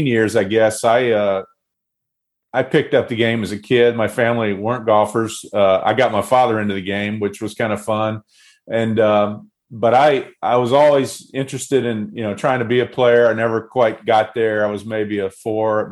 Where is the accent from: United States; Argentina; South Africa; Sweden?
United States; Southern Pines, North Carolina; also born or lived in Pinehurst, North Carolina; I grew up in Southern Pines, North Carolina, which is 5 miles from Pinehurst. I was actually born in the hospital in Pinehurst